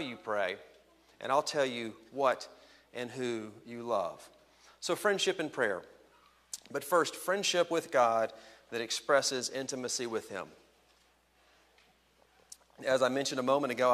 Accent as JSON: {"language": "English", "region": "Texas", "country": "United States", "also_born_or_lived": "Los Angeles / Washington, D.C.", "moved": "yes", "lives_now": "Chicago area, United States", "said": "Texas, my home state"}